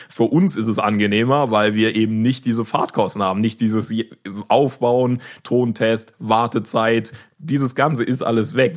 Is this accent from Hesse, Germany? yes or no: no; Karlsruhe, Baden-Württemberg, Germany; also born or lived in West Africa; ich komme ja aus Karlsruhe